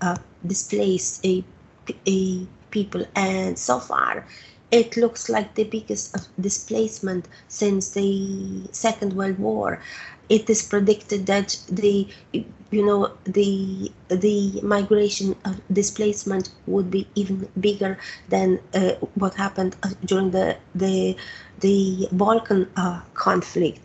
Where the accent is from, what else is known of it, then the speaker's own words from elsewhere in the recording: Lublin, Lublin Voivodeship, Poland; moved away; I come from Lublin, which is not very far from the Ukrainian border